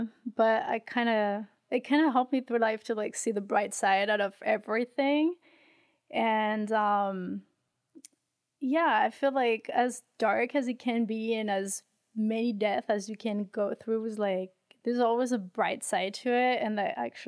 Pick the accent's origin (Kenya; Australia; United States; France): France; moved away as an adult; So I was raised in France until I was about 23. So most of the stories happen in France, in my hometowns.